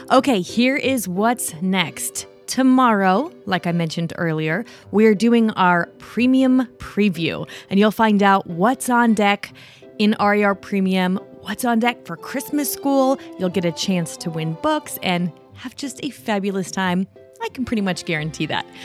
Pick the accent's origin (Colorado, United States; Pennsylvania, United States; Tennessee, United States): Colorado, United States; Denver; I'm from near Denver, Colorado.